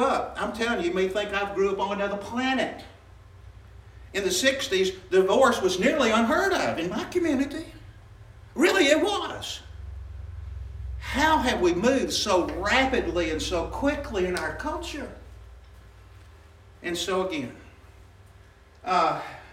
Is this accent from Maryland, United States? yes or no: no; Birmingham, Alabama, United States; I grew up in West End in Birmingham, Alabama